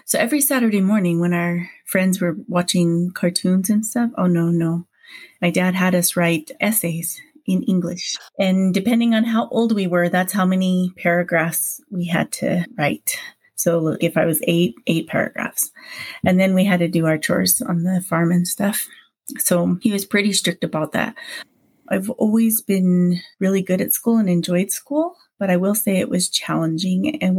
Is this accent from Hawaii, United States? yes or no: yes; Hawaii, United States; also born or lived in Provo, United States; now in Utah, United States; I was born in Provo, Utah when my parents were here just for a short stay and then moved back to Hawaii. My family moved here when my dad decided he wanted us to have a better education.